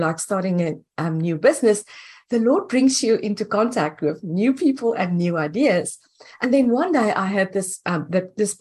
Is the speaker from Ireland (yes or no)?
no; South Africa; moved away as an adult; now in United States; I'm originally from South Africa